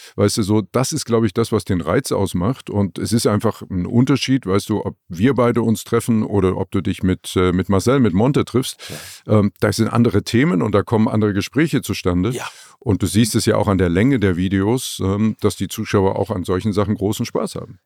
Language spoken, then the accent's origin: German; Leipzig, Saxony, Germany; moved away as an adult; also born or lived in Frankfurt am Main; aus Leipzig, aus meiner Heimatstadt weg